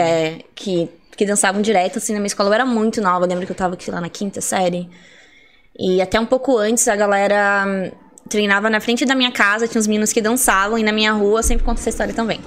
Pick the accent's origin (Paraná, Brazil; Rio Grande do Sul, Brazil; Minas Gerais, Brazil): Paraná, Brazil; Colombo; moved away as an adult; also born or lived in interior of São Paulo state; now in São Paulo, Brazil; Eu nasci no interior de São Paulo, né? Mas fui criada em Curitiba, eu falo que eu sou de lá, né? Em ah. Colombo.